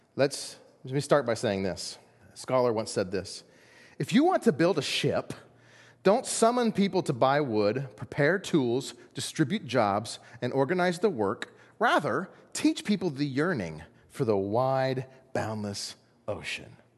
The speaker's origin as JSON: {"language": "English", "country": "United States", "said": "we're American"}